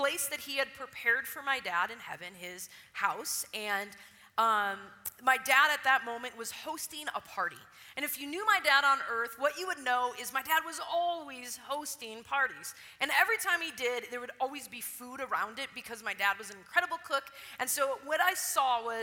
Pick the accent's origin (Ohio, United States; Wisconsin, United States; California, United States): Wisconsin, United States; Pastor Arnie was my pastor when I was a teenager growing up in Wisconsin